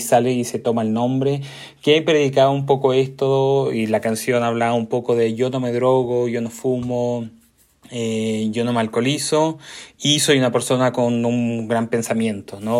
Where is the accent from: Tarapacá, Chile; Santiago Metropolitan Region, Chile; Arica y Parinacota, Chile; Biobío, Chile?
Biobío, Chile; Concepción; Yo soy de Concepción, una ciudad chica